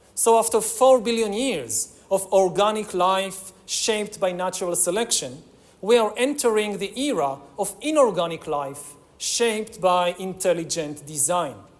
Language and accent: English; Israel; my home country of Israel